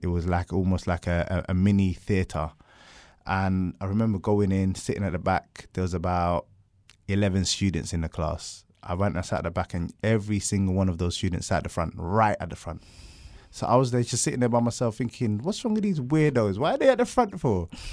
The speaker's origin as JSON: {"language": "English", "region": "London", "country": "United Kingdom", "tie": "born or raised there", "said": "I grew up in South London."}